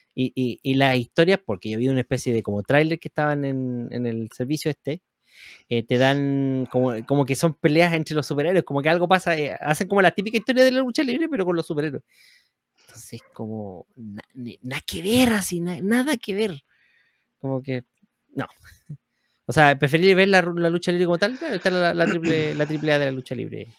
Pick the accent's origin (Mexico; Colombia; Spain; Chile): Chile; somos chilenos acá